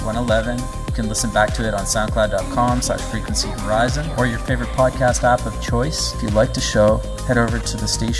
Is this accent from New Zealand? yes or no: no; Canada; now in Venice, United States; Where I grew up in Canada